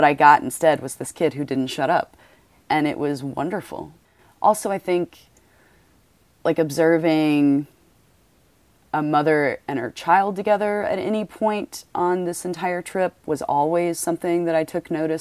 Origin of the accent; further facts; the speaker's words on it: the South, United States; I'm from the South